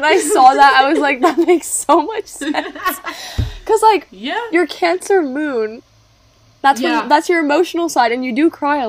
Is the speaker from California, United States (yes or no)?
yes; Los Angeles, California, United States; we said we're from Los Angeles.